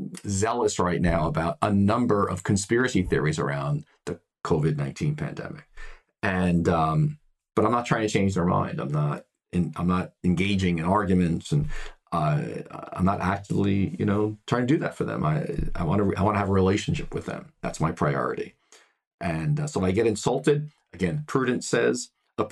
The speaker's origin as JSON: {"language": "English", "country": "United States", "said": "I am a white male here in the United States. I come from the United States."}